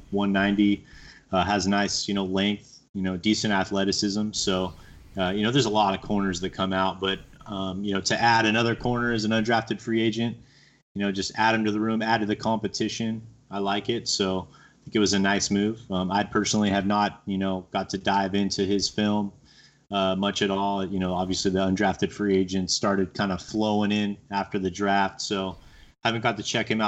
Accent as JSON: {"language": "English", "region": "Southern California", "country": "United States", "said": "I'm from Southern California"}